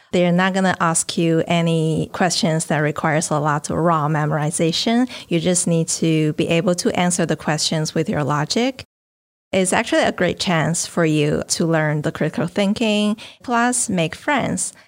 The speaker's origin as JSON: {"language": "English", "region": "northern China", "country": "China", "tie": "born or raised there", "moved": "as an adult", "lives_now": "New Orleans, United States", "said": "My hometown is in the north of China"}